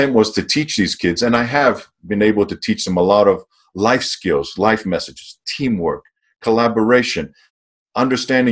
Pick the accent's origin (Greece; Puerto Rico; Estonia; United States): Greece; moved away; Growing up in Greece